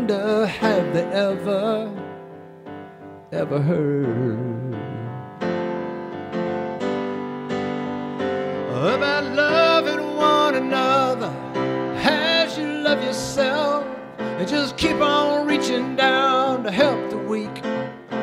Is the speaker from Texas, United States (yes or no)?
yes; Texas, United States; I'm from Texas